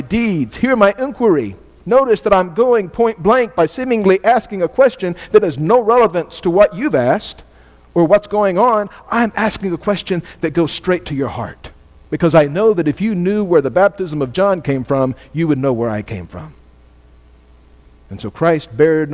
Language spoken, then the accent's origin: English; United States; I'm an American student